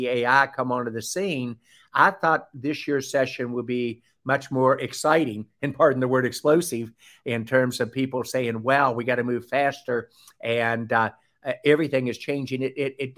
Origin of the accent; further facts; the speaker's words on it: Southern, United States; accent: Southern; my Southern accent